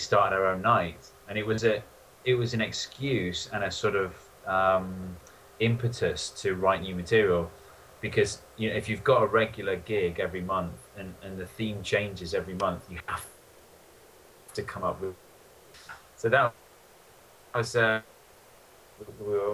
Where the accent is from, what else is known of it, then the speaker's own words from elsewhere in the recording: Newcastle upon Tyne, North East England, United Kingdom; moved away as an adult; also born or lived in Oxford; now in London, United Kingdom; I grew up in Newcastle, and I moved to London after Oxford